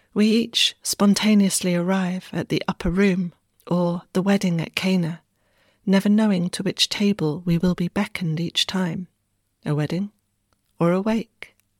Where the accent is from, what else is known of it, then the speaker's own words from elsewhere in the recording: Wessex, South West England, United Kingdom; moved away; I unexpectedly put down roots back home in Wessex